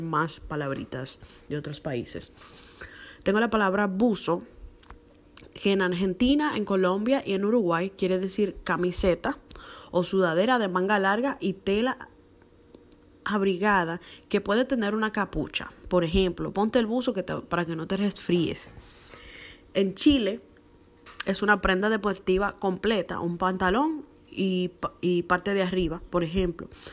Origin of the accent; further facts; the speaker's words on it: Dominican Republic; en mi país, que es la República Dominicana, se usa mucho la palabra chapa